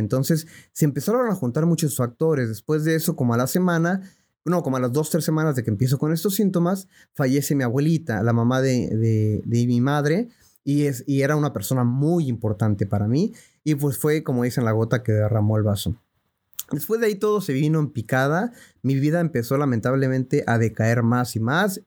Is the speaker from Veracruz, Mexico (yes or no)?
no; Mexico City, Mexico; yo nací en la Ciudad de México en el año de 1987.